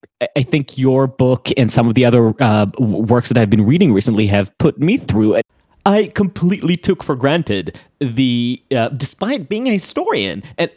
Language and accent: English; Jerusalem, Jerusalem District, Israel; accent: Israeli; my direct experience of Judaism. Growing up in Jerusalem